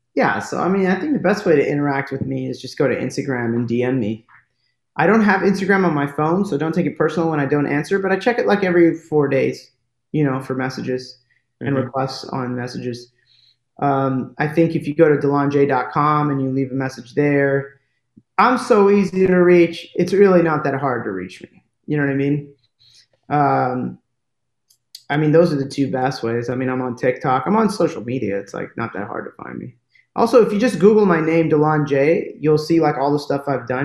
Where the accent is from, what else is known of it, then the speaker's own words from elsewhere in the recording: United States; accent: American; i have an american accent and I'm from America